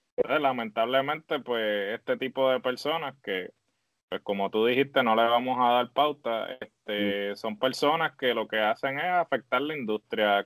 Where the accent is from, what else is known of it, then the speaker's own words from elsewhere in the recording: Puerto Rico; me siento orgulloso de ser puertorriqueño